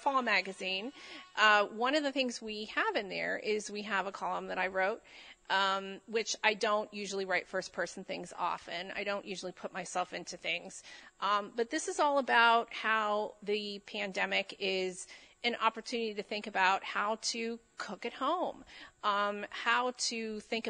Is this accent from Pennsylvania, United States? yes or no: yes; Fayette County, Pennsylvania, United States; I come from Fayette County, which is kind of known as the, like, armpit of Pennsylvania.